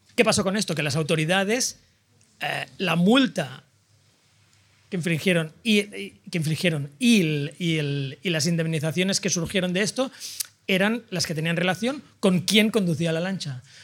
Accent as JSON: {"language": "Spanish", "town": "Sant Boi de Llobregat", "region": "Catalonia", "country": "Spain", "said": "yo soy de San Boy"}